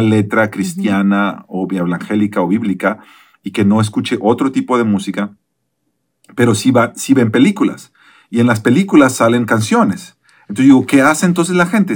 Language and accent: Spanish; Mexico; yo que soy de México